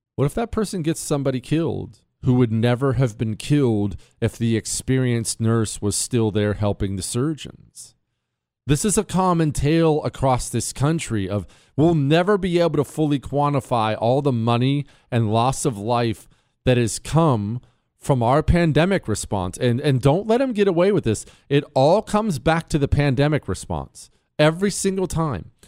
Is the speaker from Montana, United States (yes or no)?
yes; Montana, United States; I grew up in Montana. Remember, I moved to Montana when I was 10